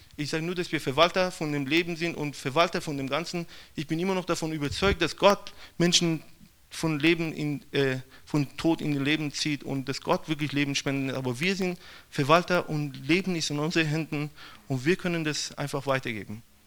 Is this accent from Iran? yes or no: yes; Iran; German is a second language; now in Brazil; ich komme aus dem Iran